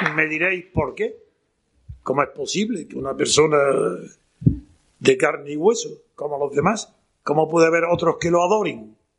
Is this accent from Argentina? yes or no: no; Órgiva, Andalusia, Spain; Soy, como sabéis, granadino, de Granada, en concreto de la Alpujarra, de Órgiva.